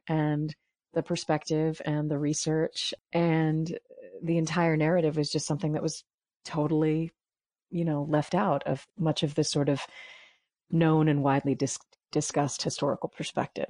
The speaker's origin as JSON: {"language": "English", "town": "New York City", "region": "New York", "country": "United States", "said": "being a New Yorker, uh, I knew how to pronounce a lot of the Dutch names"}